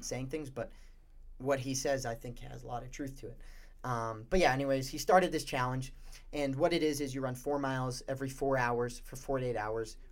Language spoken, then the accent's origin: English; Warwick, Rhode Island, United States; I'm from Rhode Island, Warwick, Rhode Island